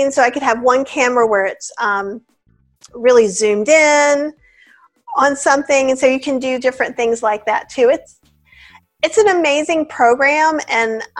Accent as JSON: {"language": "English", "region": "the South", "country": "United States", "said": "I'm from the South"}